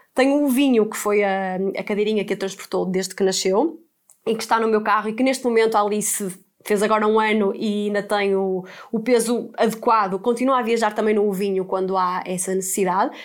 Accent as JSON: {"language": "Portuguese", "town": "Porto", "region": "Norte", "country": "Portugal", "moved": "yes", "lives_now": "Lisbon, Portugal", "said": "nós somos do Porto e estamos a viver em Lisboa"}